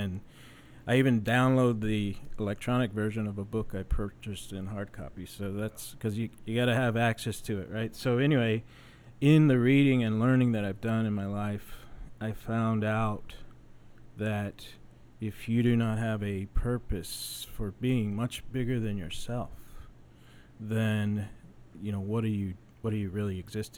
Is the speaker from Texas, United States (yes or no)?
yes; San Antonio, Texas, United States; moved away as an adult; I'm originally from San Antonio, but I spent 23 years in the Air Force